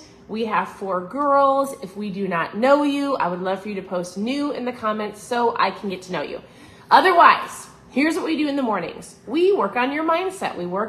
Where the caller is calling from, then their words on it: Florida, United States; I'm tuning in from Florida.